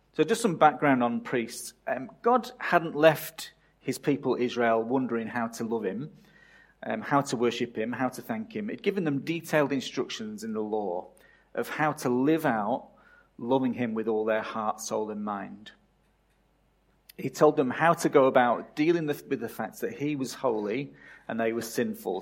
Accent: England, United Kingdom; moved away as an adult; my country of birth

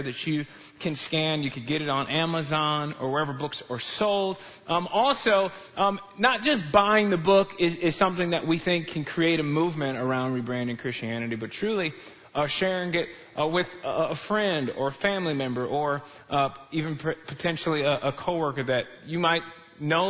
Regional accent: Chicago, Illinois, United States; I grew up in Chicagoland area

